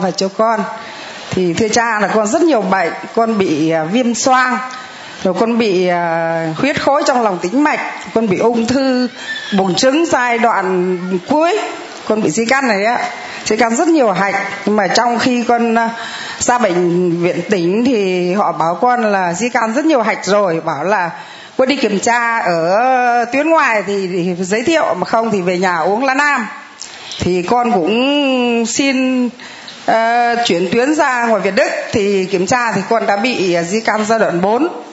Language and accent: Vietnamese; Thanh Hóa, Vietnam; con là ngoại đạo con ờ, quê ở thanh hóa